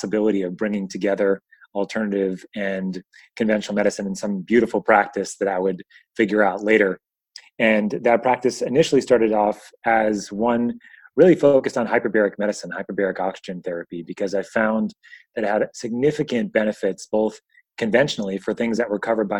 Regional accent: Northport, New York, United States; I grew up in New York, Long Island, to be kind of exact, a place called Northport

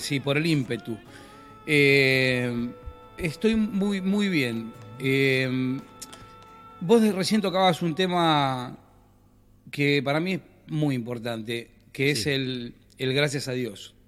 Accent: General Cabrera, Córdoba, Argentina; un grupo que somos de General Cabrera, de Córdoba

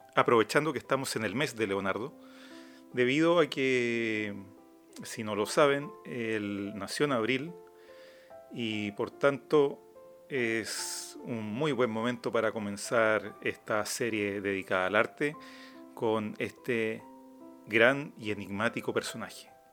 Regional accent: Araucanía, Chile; yo nací en la Araucanía

